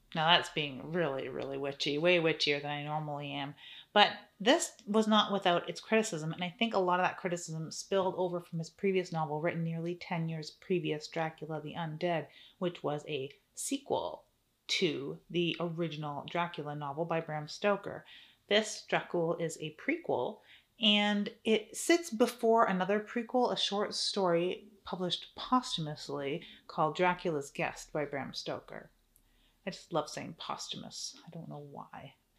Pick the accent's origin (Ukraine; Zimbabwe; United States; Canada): Canada; I'm Canadian